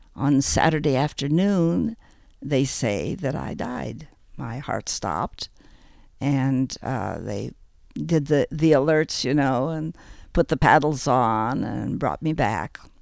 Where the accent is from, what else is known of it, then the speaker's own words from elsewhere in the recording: Ames, Iowa, United States; also born or lived in Chicago, Illinois; I was born in Chicago, but at the age of five, my family moved to the middle of Iowa, and um, as such, I grew up most of my life in Ames, Iowa.